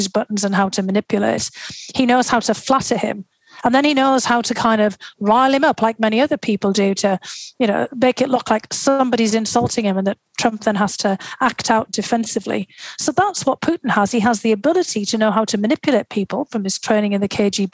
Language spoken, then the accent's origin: English; North East England, United Kingdom; moved away as an adult; also born or lived in Moscow, Russia; now in United States; to the northeast of England and to my hometown